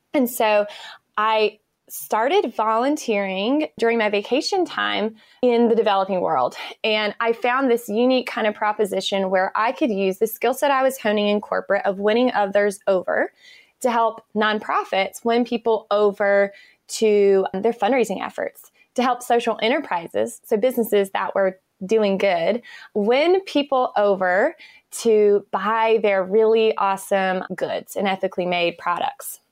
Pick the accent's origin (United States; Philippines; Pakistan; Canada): United States; Eastern North Carolina; moved away as an adult; now in Raleigh, United States; I grew up in a small town in North Carolina. I live in Raleigh now, but I grew up in Eastern North Carolina in a really small town